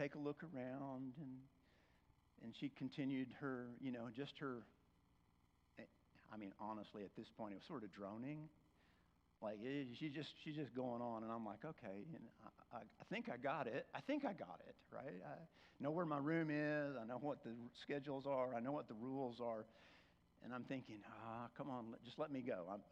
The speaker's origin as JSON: {"language": "English", "region": "Oklahoma", "country": "United States", "said": "I'm from Oklahoma"}